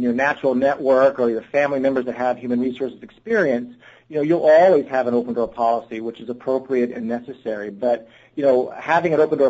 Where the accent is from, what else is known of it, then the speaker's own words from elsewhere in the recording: Texas, United States; I grew up in Texas